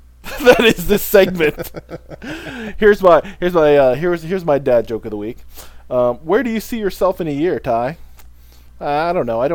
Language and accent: English; Midwest, United States; I grew up in the Midwest where people do shoot ducks and deer and all these other things